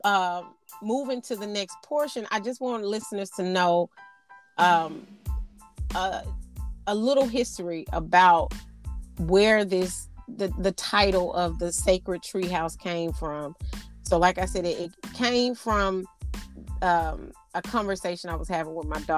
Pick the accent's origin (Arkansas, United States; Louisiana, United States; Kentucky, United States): Arkansas, United States; now in Houston, United States; I am from Arkansas, which is the natural state